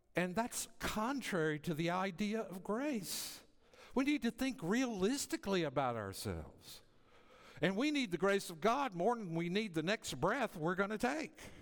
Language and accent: English; the South, United States; moved away as an adult; now in Las Vegas, United States; I often go back to my hometown to visit family